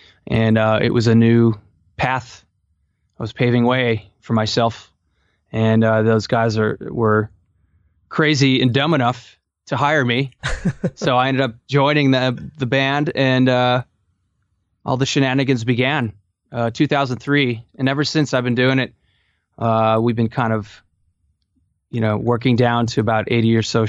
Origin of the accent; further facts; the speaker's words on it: Palatine, Illinois, United States; Basically, I grew up in Chicago suburbs, Palatine, Illinois, and started playing at the age of 8